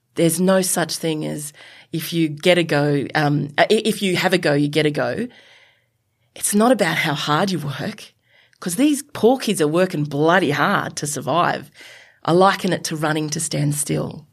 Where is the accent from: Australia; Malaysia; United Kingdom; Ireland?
Australia; Sydney, New South Wales; I'm a yobbo from Western, the Western suburbs of Sydney who went to Mount Druitt Tafe